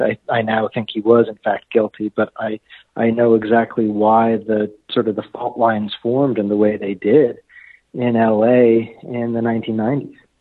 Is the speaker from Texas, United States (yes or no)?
no; Los Angeles, California, United States; moved away as an adult; now in United Kingdom; I'm a native